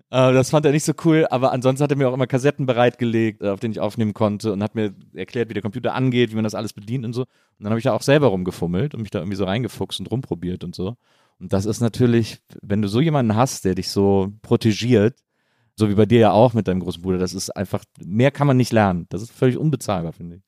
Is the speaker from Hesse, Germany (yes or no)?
no; Bonn, North Rhine-Westphalia, Germany; moved away as an adult; also born or lived in Cologne; now in Berlin, Germany; In Bonn, zwischen Köln und Bonn aufgewachsen.